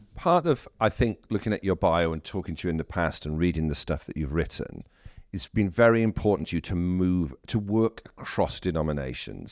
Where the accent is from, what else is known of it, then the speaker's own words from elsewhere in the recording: South Wales, United Kingdom; I'm from South Wales